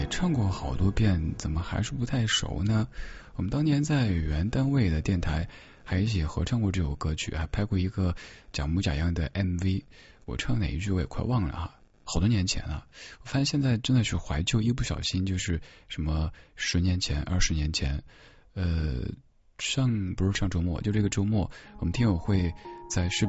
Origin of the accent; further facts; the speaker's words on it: China; 他一开始不理解我们中国人怎么这么喜欢嗑瓜子儿